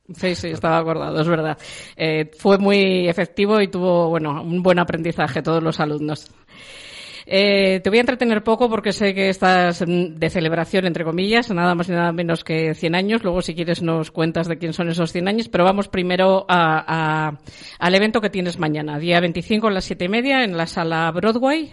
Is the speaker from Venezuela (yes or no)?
no; Cirueña, La Rioja, Spain; De Cirueña, mi pueblo en La Rioja